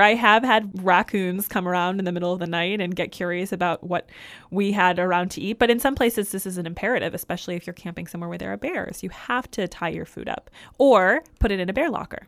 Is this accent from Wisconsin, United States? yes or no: no; Michigan, United States; moved away; I grew up in Michigan